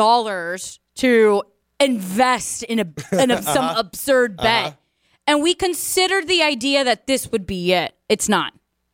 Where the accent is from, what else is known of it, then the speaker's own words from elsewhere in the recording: Dominican Republic; moved away; growing up in the Dominican Republic